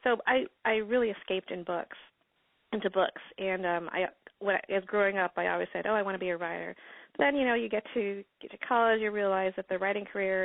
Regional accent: upstate New York, United States; I grew up in upstate New York

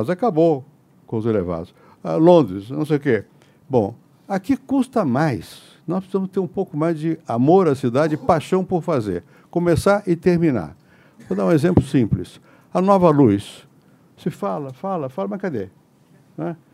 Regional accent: Rio de Janeiro, Brazil; born there; now in São Paulo, Brazil; Eu nasci no Rio. Isso é bom. Mas eu vim para São Paulo. Isso é melhor.

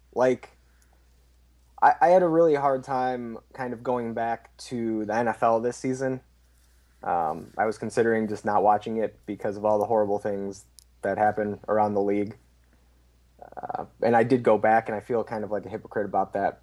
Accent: Chicago, Illinois, United States; I'm from Chicago

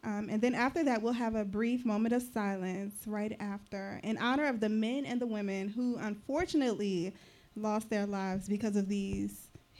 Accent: New Orleans, Louisiana, United States; now in Austin, United States; Because I'm from France, a.k.a. New Orleans, a.k.a.

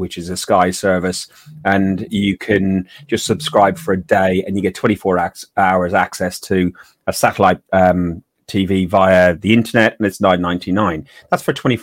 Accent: Ireland; I'm Irish

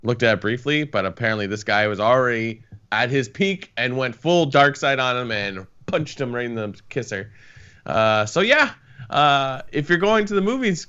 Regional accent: Vancouver, Washington, United States; It's like, no, I'm from the Couve.

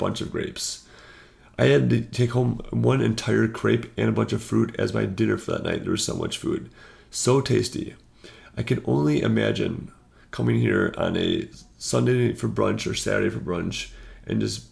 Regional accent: United States; being an American

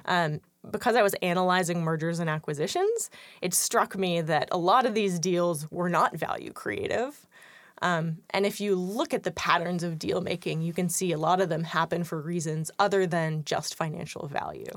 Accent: San Francisco, California, United States; moved away as an adult; also born or lived in East Coast, United States; I am originally from San Francisco.

